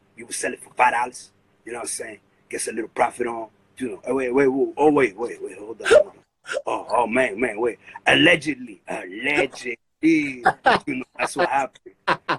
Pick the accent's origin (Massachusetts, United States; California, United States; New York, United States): New York, United States; Brooklyn; born there; A lot of people have a misconception that I came from Dominican Republic. But the truth is, man, I was born right here in Brooklyn.